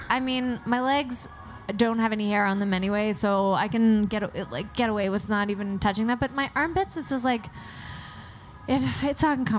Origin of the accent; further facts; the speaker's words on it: Kensington, Prince Edward Island, Canada; now in Montreal, Canada; I'm from Kensington, Prince Edward Island, population like 4,000 people.